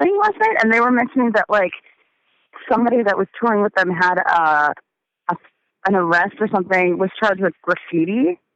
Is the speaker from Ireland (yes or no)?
no; Montreal, Quebec, Canada; I'm from here, and born and raised